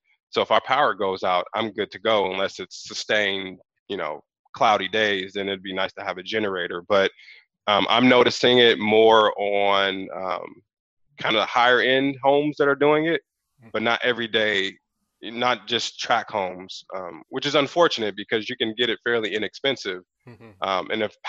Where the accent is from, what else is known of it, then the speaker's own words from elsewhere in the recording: Chicago, Illinois, United States; now in California, United States; I just told my wife when I came from Chicago and visited Moreno Valley years ago when I was a kid